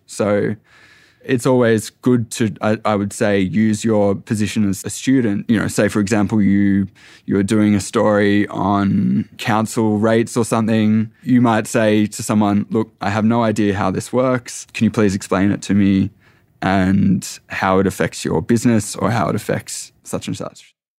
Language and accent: English; Tasmania, Australia; also born or lived in Echuca, Victoria / Melbourne; now in Sydney, Australia; I, I come from Tasmania. We're at, at A F L state.